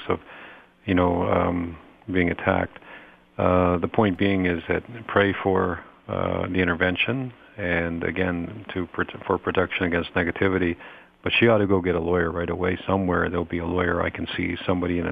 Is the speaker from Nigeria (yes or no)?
no; Toronto, Ontario, Canada; my hometown of Toronto